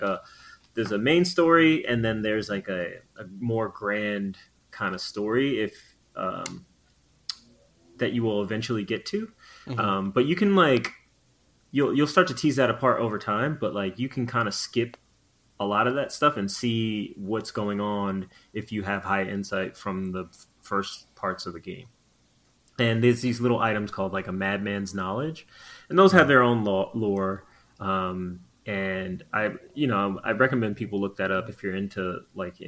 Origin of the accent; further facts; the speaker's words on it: Long Island, New York, United States; I'm from Long Island.